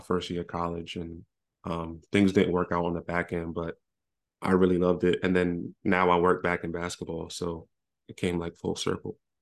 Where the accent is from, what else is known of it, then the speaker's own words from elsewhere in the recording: New York City, New York, United States; moved away; I'm from Brooklyn.